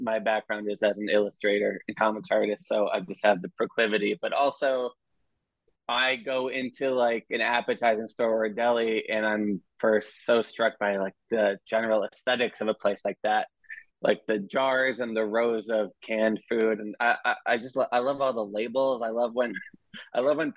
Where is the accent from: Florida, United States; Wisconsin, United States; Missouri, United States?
Wisconsin, United States; now in Brooklyn, United States; I'm from Wisconsin, where these places don't really exist.